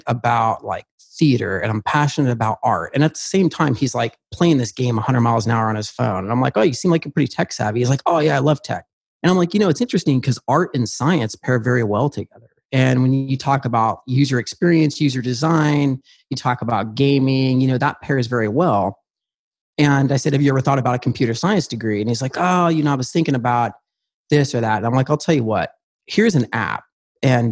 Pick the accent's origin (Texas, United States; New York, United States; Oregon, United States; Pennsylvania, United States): Oregon, United States; I grew up on a farm. I'm a redneck from Oregon